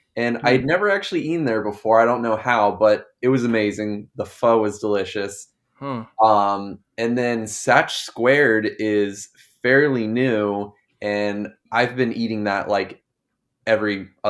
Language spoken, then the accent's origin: English; Daytona Beach, Florida, United States; also born or lived in Gainesville; I'm from Daytona Beach, actually.